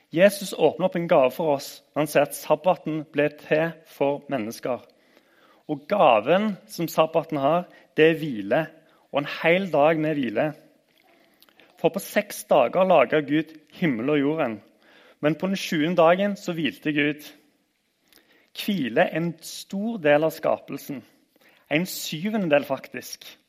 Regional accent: Randaberg, Rogaland, Norway; Jeg husker fra oppveksten på Randaberg

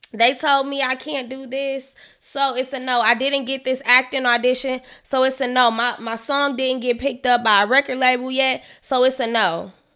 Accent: Chicago, Illinois, United States; from Chicago

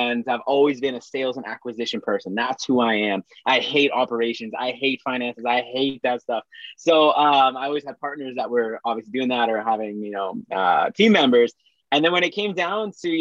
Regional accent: Saskatchewan, Canada; I'm from Saskatchewan, Canada. So small town, like farmers, like it's very small

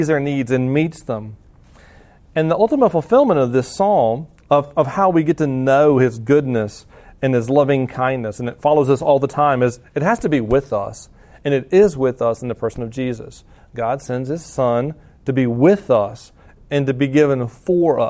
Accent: the South, United States; moved away; I'm from the South

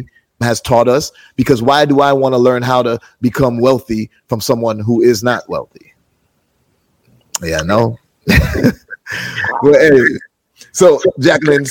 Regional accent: Jamaica; I'm Jamaican

